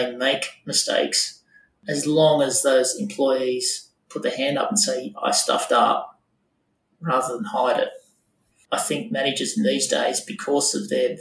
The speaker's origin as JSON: {"language": "English", "town": "Wollongong", "region": "New South Wales", "country": "Australia", "tie": "born or raised there", "said": "I grew up in Wollongong the last couple of years."}